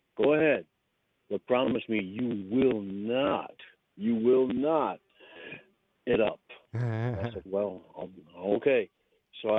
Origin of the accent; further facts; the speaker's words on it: Central New York, United States; moved away as an adult; I grew up in Central New York